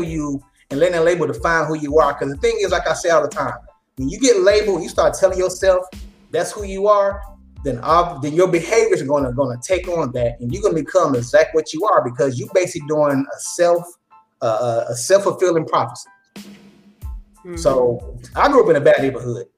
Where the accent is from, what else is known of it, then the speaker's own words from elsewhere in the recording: Dallas, Texas, United States; I come from Oak Cliff